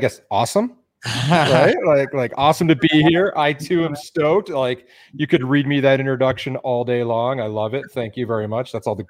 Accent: Detroit, Michigan, United States; moved away as an adult; also born or lived in Venice, Los Angeles, California; now in Boulder, United States; I grew up in Detroit

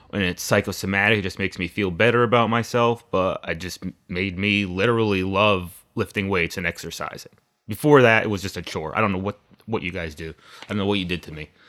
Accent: Naugatuck, Connecticut, United States; now in Waterbury, United States; I grew up in Naugatuck. Right now, I live in Waterbury with my wife Dora

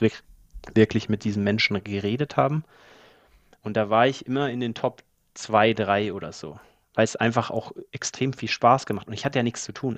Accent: Allgäu, Bavaria, Germany; moved away as an adult; also born or lived in Australia / Dubai / Mallorca; ich bin auf dem Bauernhof aufgewachsen, kleiner Bauernhof mitten in den Bergen in, im, im Allgäu, also im tiefsten, im tiefsten Allgäu

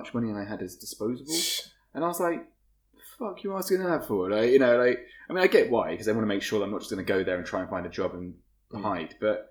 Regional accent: England, United Kingdom; Because it's going to be like being English in that environment.

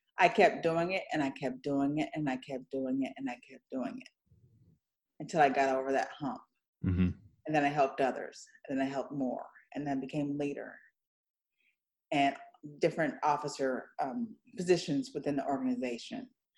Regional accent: Detroit, Michigan, United States; born there; I was born in Michigan, actually, in Detroit, Michigan.

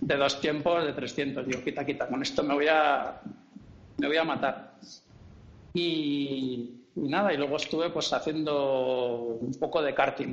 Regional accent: Valladolid, Castile and León, Spain; moved away as an adult; also born or lived in Canary Islands; now in Catalonia, Spain; Yo soy de Valladolid

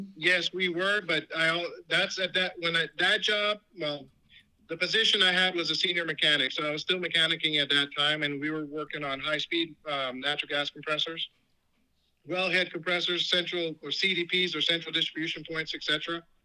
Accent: New York, United States; I grew up in New York

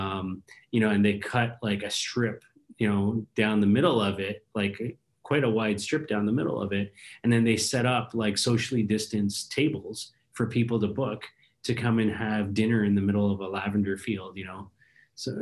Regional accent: Canada; as a Canadian that's been, you know, locked down

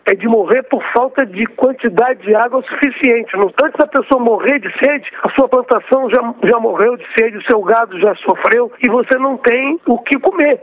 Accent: Rio de Janeiro, Brazil; eu sou do Rio de Janeiro

